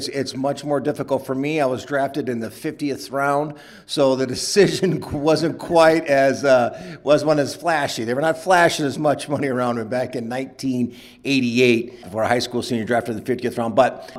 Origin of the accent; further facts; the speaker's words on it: Sioux City, Iowa, United States; Yeah, I grew up in Sioux City, Iowa. I'm the youngest of 10.